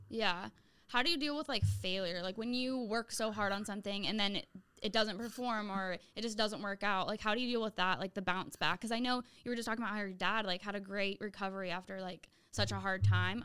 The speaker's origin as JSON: {"language": "English", "town": "Santa Rosa", "region": "California", "country": "United States", "tie": "born or raised there", "moved": "as an adult", "said": "I moved back to my hometown"}